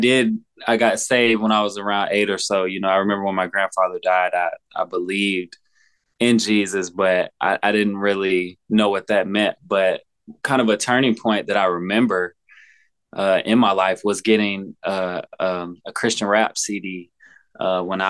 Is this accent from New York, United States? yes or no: no; Olive Branch, Mississippi, United States; also born or lived in Memphis, Tennessee; I grew up in Mississippi, like right on the border of Memphis. It's called Olive Branch.